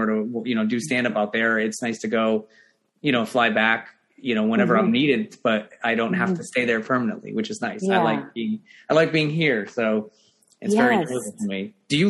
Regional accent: Connecticut, United States; also born or lived in Los Angeles; now in New York, United States; I'm also from Connecticut originally

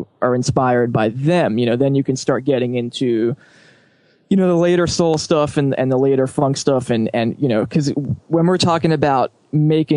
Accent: New York City, New York, United States; growing up in New York at a good time

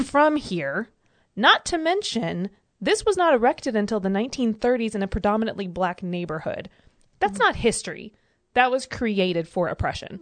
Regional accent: United States; also born or lived in Georgia; growing up in Alabama and Georgia

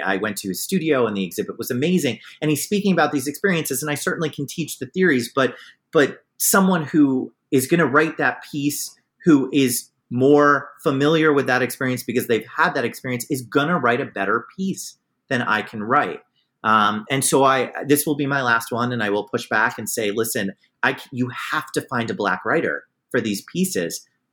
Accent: New York City area, United States; moved away as an adult; also born or lived in Vermont; now in Cleveland, United States; I'm from New York City, the New York City area

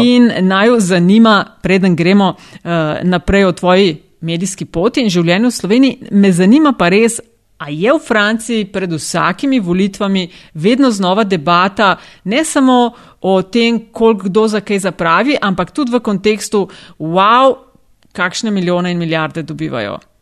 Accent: Kočevje region, Southeast Slovenia, Slovenia; Jaz sem iz Kočevske, doma

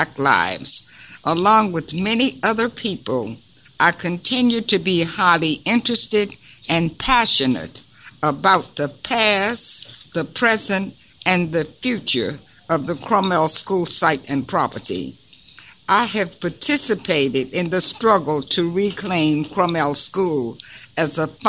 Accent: Washington, District of Columbia, United States; I was born at home on Montello Avenue in Ward 5 and part of Ivy City

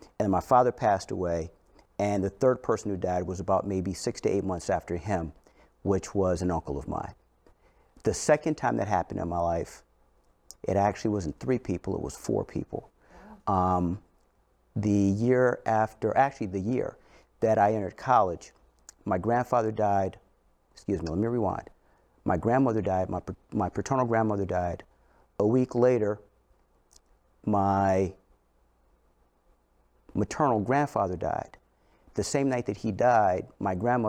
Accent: St. Louis, Missouri, United States; I grew up in St. Louis

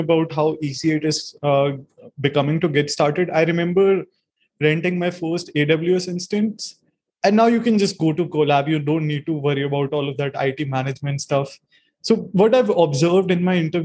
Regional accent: India; I'm from India.

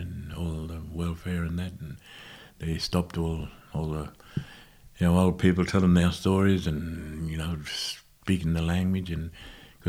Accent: Toomelah, New South Wales, Australia; also born or lived in Moree, New South Wales; I grew up in Tumala

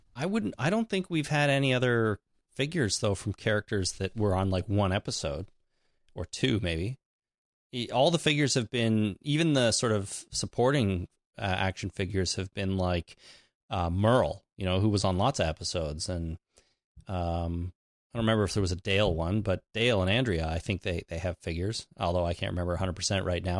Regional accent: Canada; I'm Canadian

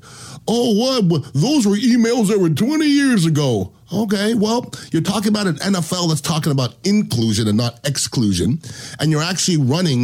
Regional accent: United States; I'm American

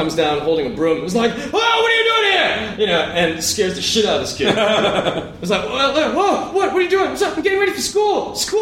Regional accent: Ireland; I'm Irish

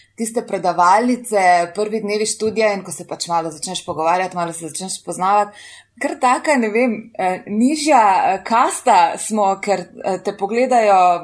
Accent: Slovenia; smo pa res noro ponosni na to, pač, da smo iz Slovenije

